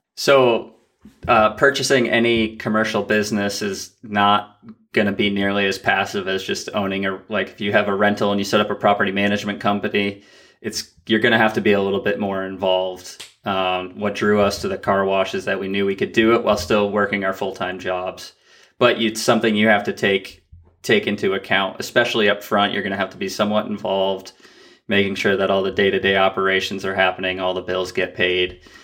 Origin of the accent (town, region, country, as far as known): Vermont, United States; born or raised there